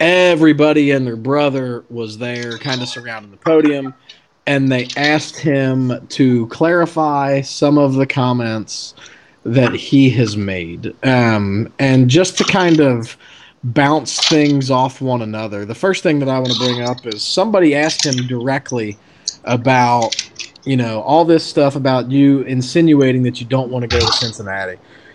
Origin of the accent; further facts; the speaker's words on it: Winnipeg, Manitoba, Canada; from Manitoba. I am from Tuxedo Park, Manitoba.